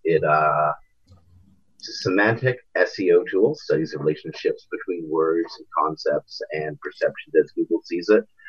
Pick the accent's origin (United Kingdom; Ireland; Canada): Canada; being Canadian